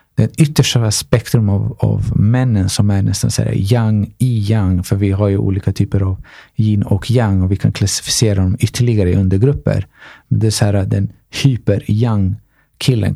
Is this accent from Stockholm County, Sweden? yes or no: yes; Stockholm, Stockholm County, Sweden; Jag är från Tensta, Rinkeby